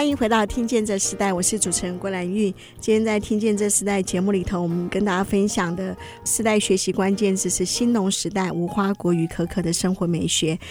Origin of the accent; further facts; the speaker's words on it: Hsinchu, Hsinchu City, Taiwan; 结果小时候就住在那附近啊